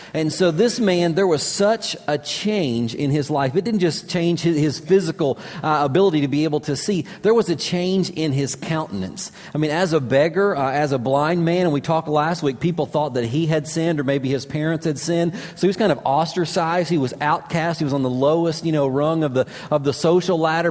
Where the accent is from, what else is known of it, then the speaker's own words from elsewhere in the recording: Kentucky, United States; moved away as an adult; also born or lived in Florida; I grew up in Kentucky